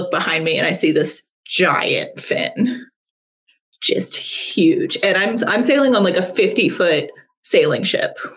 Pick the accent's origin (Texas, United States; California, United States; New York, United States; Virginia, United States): Virginia, United States; also born or lived in Tennessee / North Carolina; So I grew up in Virginia, Tennessee, and North Carolina.